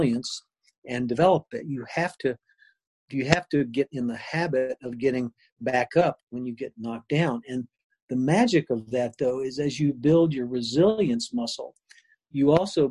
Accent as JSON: {"language": "English", "town": "Lexington", "region": "Kentucky", "country": "United States", "tie": "born or raised there", "also_born_or_lived": "Chapel Hill, North Carolina / Virginia / Dayton, Ohio / Akron, Ohio", "moved": "as an adult", "said": "I grew up in Lexington, Kentucky, went to college there at the University of Kentucky"}